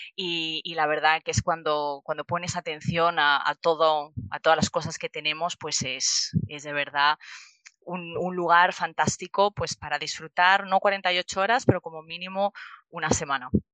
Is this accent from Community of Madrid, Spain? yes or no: yes; Madrid, Community of Madrid, Spain; now in Brisbane, Australia; como buena madrileña que soy